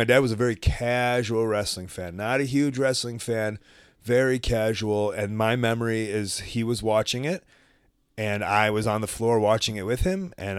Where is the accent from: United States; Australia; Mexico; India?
United States; Deerfield, Illinois; And we grew up in the Jewish white suburbs of Deerfield.